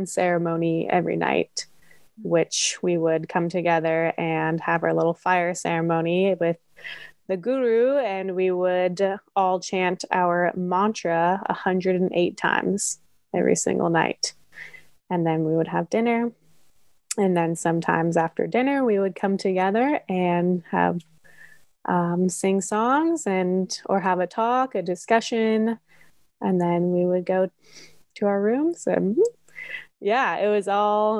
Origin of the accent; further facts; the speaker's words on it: Nevada City, California, United States; my hometown in Nevada City in California